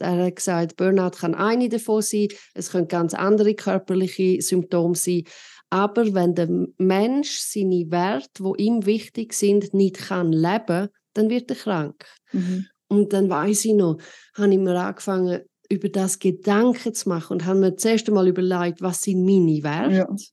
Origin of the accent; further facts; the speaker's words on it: Switzerland; bei uns in der Schweiz